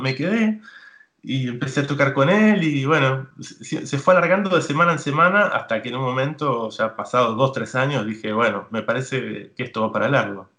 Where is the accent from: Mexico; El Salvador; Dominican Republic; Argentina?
Argentina; Tigre, Buenos Aires Province; yo soy de, Buenos Aires, pero no soy porteño, soy de, un lugar que se, llama Tigre.